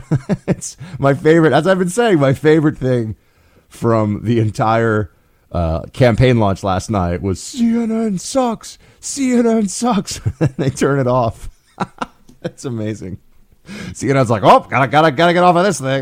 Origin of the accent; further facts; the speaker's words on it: New York City, New York, United States; we grew up in New York City